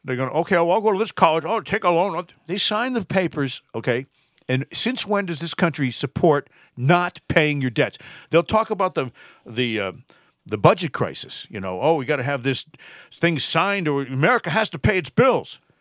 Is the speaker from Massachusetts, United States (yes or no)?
yes; Massachusetts, United States; I'm from Massachusetts